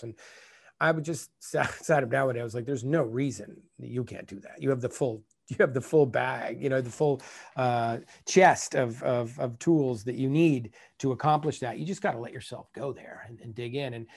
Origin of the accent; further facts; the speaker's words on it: United States; as an American director